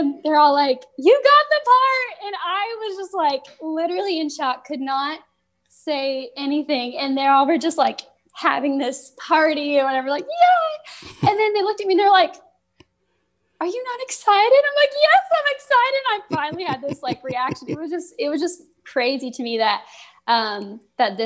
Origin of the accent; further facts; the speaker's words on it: Midwest, United States; I'm an actress from the Midwest